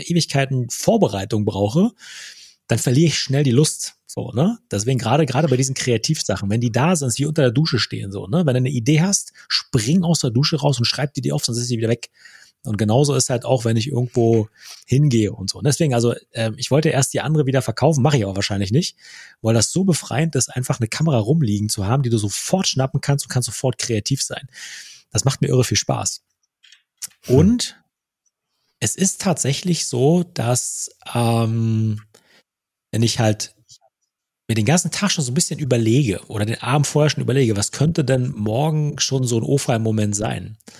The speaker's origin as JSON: {"language": "German", "town": "Wittstock", "region": "Brandenburg", "country": "Germany", "tie": "born or raised there", "moved": "yes", "said": "in Wittstock, meiner alten Heimatstadt"}